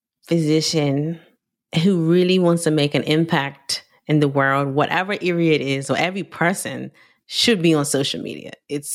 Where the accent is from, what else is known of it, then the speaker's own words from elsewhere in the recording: Bermuda; I'm Caribbean from Bermuda.